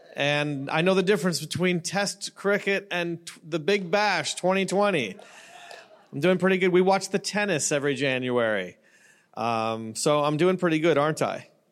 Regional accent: Canada; now in Newport Beach, United States; I'm Canadian

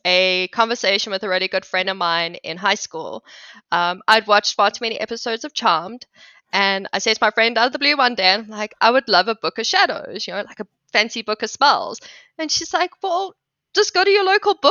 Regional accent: Johannesburg, Gauteng, South Africa; first language English; moved away as an adult; also born or lived in Vietnam / Cambodia; now in South Carolina, United States; So I'm originally from South Africa, born and raised in Johannesburg.

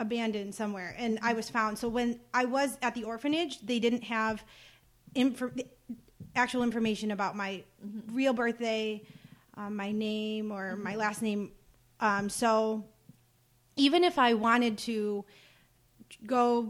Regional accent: Buffalo, New York, United States; also born or lived in China; I was adopted from China and brought to the U.S. And I grew up in a suburb of Buffalo for all of my life

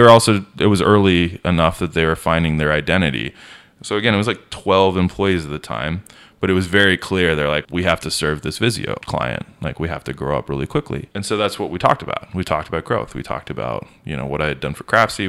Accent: Denver, Colorado, United States; moved away as an adult; also born or lived in Los Angeles / Orange County; I grew up in a master plan community outside of Denver, like South Denver metro area

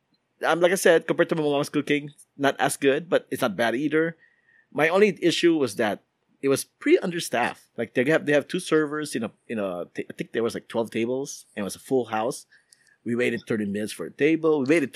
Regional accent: Philippines; now in United States; even though as a Filipino, I'm actually not a huge fan of going to Filipino restaurants in America.

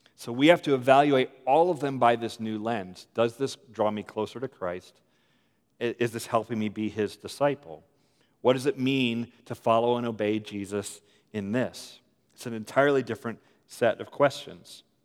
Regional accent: United States; also born or lived in Richmond, Virginia; I'm American

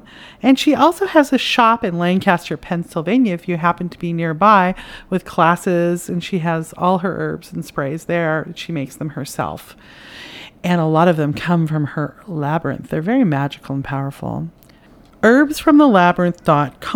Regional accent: Canada; now in United States; I'm Canadian

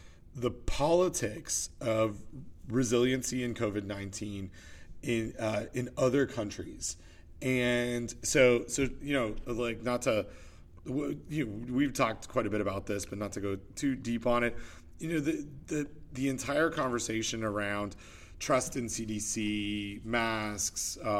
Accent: Canada; now in United States; being Canadian

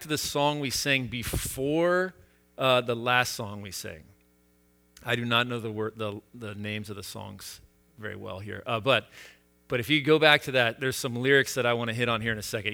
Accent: United States; I have lived with this exceptionalism a, as an American

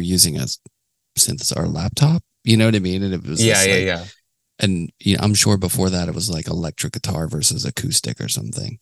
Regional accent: Pittsburgh, Pennsylvania, United States; now in New York City, United States; I'm from Pittsburgh

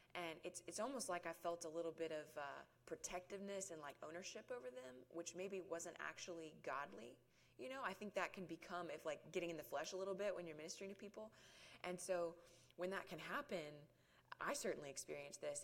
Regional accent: Guyton, Georgia, United States; also born or lived in Oklahoma City, Oklahoma; now in Roswell, United States; I was born in Oklahoma City and grew up in very rural South Georgia for most of my life. We moved down here when I was about eight years old, so I lived in Guyton

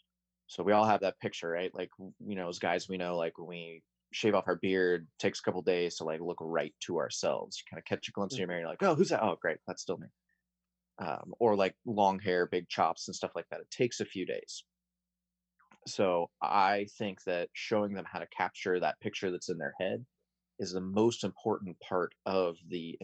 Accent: Chico, California, United States; I grew up in Chico, so I grew up around the Sierra Nevada culture

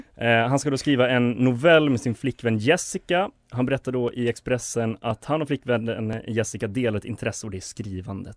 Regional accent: Borlänge, Dalarna County, Sweden; jag är från Borlänge

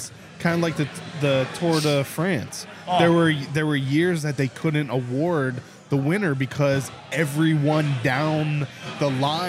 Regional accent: Pittsburgh, Pennsylvania, United States; grew up in Pittsburgh.

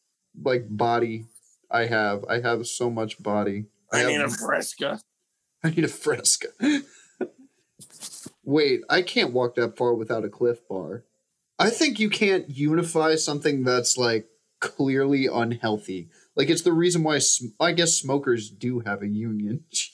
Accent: Killarney, Munster, Ireland; It's from my village in Killarney. You know, I'm from Killarney, Ireland.

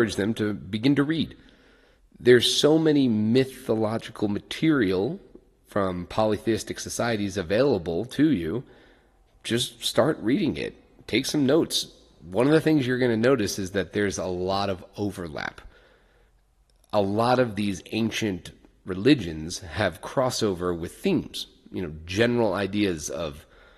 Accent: Ireland; being Irish

